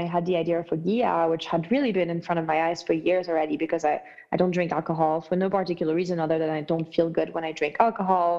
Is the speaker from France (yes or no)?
yes; France; moved away as an adult; now in United States; I grew up in France